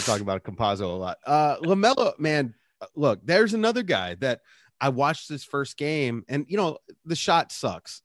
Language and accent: English; Richmond, Virginia, United States; I grew up in Richmond in the eighties and nineties